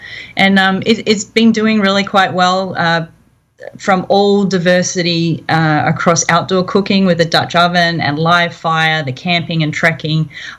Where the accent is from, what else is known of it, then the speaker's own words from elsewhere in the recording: Australia; accent: Australian; Accents from Australia. I started cooking really young in the Girl Scouts, and sort of kept at it my whole life, a lot of camping, that type of thing. I've moved around a lot, fairly nomadic